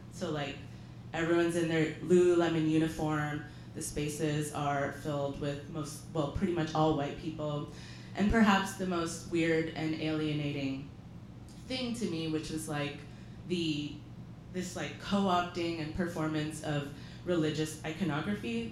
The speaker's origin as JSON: {"language": "English", "region": "England", "country": "United Kingdom", "tie": "born or raised there", "also_born_or_lived": "Canada", "moved": "yes", "said": "I grew up in England, so my mom would watch the BBC"}